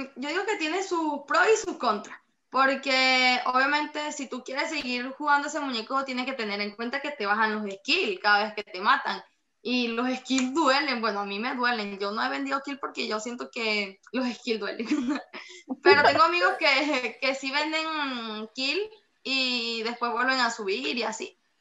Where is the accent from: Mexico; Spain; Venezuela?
Venezuela; Boconó, Trujillo; moved away; vemos otro que estamos fuera del país, que somos de Boconó